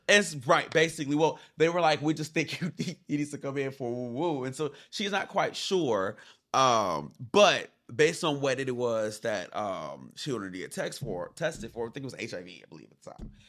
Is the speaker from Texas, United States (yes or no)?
no; Inglewood, California, United States; growing up in Inglewood